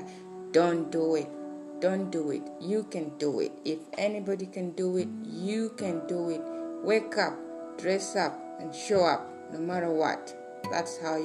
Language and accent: English; Uganda; born and raised in Uganda